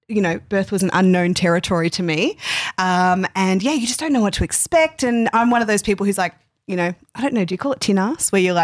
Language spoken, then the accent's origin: English; the West, Western Australia, Australia; moved away; I'm from the West